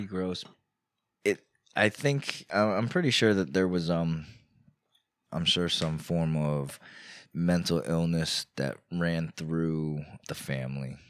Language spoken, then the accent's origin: English; Newburgh, New York, United States; now in Poughkeepsie, United States; I grew up in Newburgh